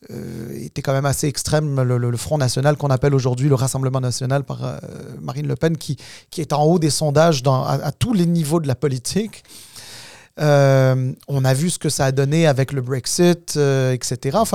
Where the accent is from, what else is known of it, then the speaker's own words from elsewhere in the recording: Canada; Puis c'est très bien parce que nous sommes aussi des Nord-Américains, puis on veut savoir ce qui se passe euh, de l'autre côté